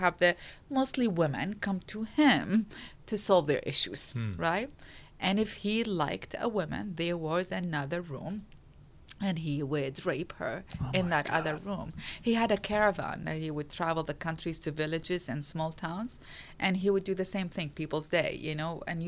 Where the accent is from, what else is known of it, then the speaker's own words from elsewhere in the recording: Iraq; English is a second language; Well, I grew up in a circumstances that was defined by a war. I grew up in the Iran-Iraq war.